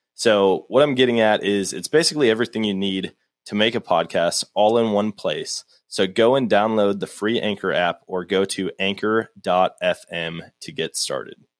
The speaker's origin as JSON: {"language": "English", "region": "Wisconsin", "country": "United States", "tie": "born or raised there", "moved": "yes", "lives_now": "Missouri, United States", "said": "growing up in Wisconsin, it's all woods"}